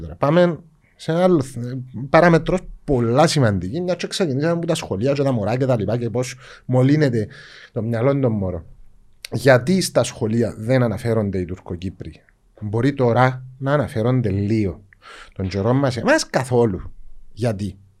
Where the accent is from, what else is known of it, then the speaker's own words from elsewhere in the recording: Cyprus; εμεί είμαστε Ελληνοκύπριοι